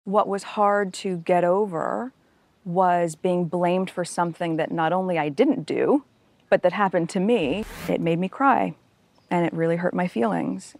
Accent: United States; as an American

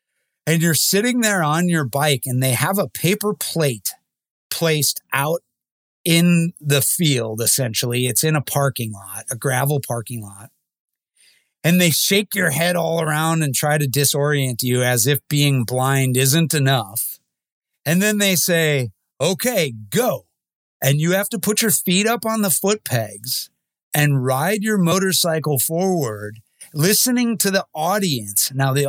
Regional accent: Midwest, United States; Even growing up in the Midwest, Sturgis had no interest to me.

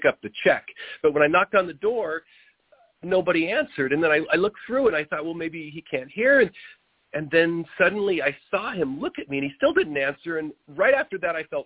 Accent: Oregon, United States; moved away as an adult; now in California, United States; I grew up in Oregon

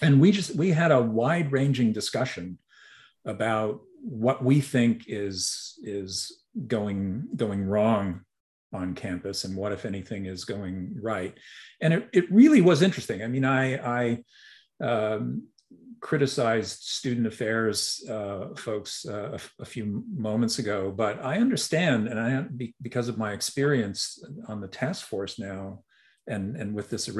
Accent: Montreal, Quebec, Canada; moved away; I grew up in Montreal

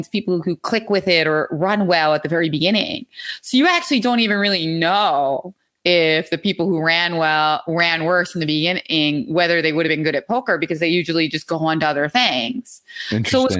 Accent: Philadelphia, Pennsylvania, United States; also born or lived in New York; I'm from Philadelphia, from the city. I still live in Philadelphia.

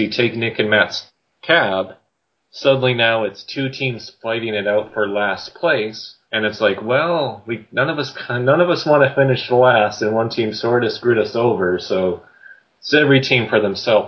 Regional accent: Canada; growing up in Canada

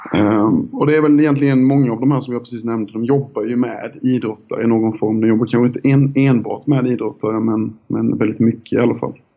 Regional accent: Älmhult, Kronoberg County, Sweden; accent: Småländska; also born or lived in Ljungby / Minsk; Jag är uppväxt eh, utanför IKEA-samhället Älmhult eh, i en liten by som heter Dyö i södra Småland.

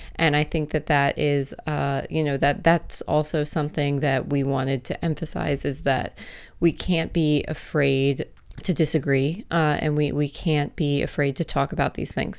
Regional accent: Maryland, United States; I'm from Maryland too, as you know, and, uh, my family was not, like, super political

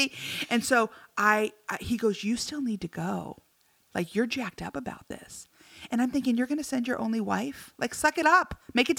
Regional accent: United States; I'm from America.

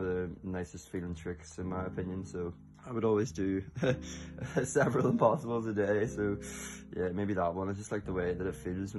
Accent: Belfast, Northern Ireland, United Kingdom; I live in Belfast

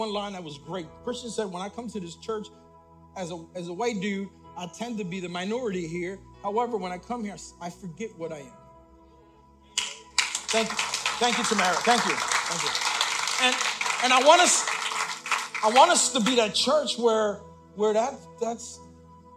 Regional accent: Puerto Rico; I'm Puerto Rican. I was born in Puerto Rico.

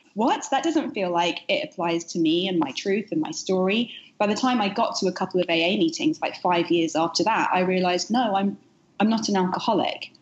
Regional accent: United Kingdom; moved away as an adult; now in New York, United States; the UK where I'm from origin, originally, as you can hear from my accent

